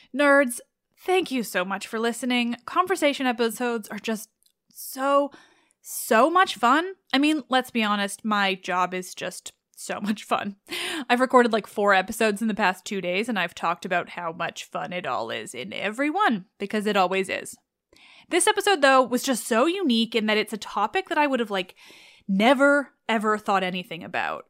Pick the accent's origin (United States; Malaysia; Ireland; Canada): Canada; as a Canadian